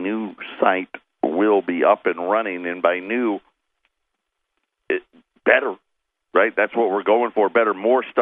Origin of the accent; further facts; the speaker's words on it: Arizona, United States; we're from Arizona